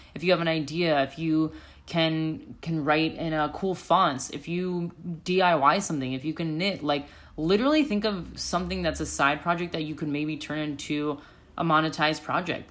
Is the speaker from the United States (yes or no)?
yes; United States; moved away as an adult; also born or lived in Chicago; now in Sydney, Australia; I'm from America